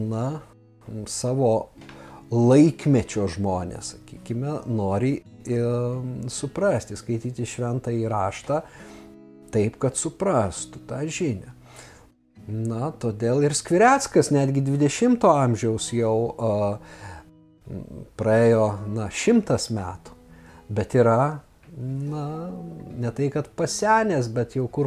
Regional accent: Lithuania; mes, lietuviai

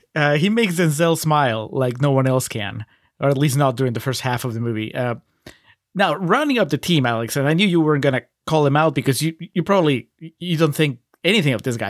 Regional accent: Peru; moved away; I grew up in Peru

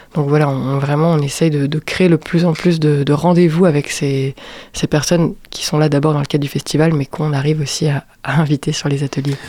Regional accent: Strasbourg, Grand Est, France; moved away as an adult; now in Angers, France; Je suis née à Strasbourg

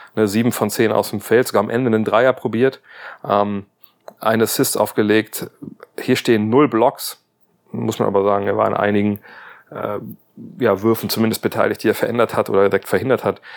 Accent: Wolfsburg, Lower Saxony, Germany; Werker halt, nennen wir das bei uns in Wolfsburg

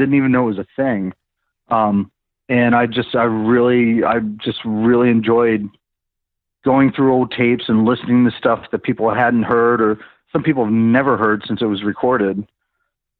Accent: Maryland, United States; moved away as an adult; also born or lived in Tempe, Arizona; I'm originally from Maryland

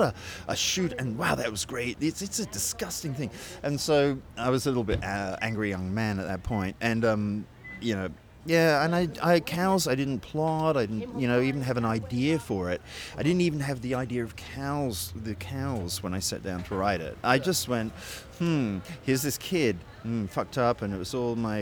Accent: Sydney, New South Wales, Australia; moved away as an adult; also born or lived in England / United Kingdom; So I was born in England, and then we immigrated to Australia when I was about 6, and I stayed in Australia till I was about 19.

